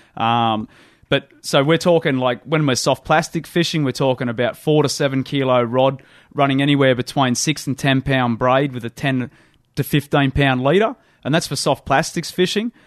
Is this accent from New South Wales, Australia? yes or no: yes; Windsor, New South Wales, Australia; I grew up in the Hawkesbury, the, the top of the, uh, tidal reaches of the Hawkesbury River up near Windsor